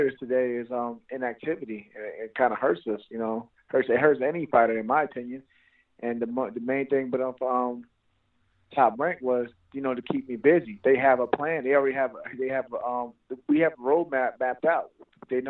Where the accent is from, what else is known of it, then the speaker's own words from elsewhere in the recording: New York, United States; I'm from New York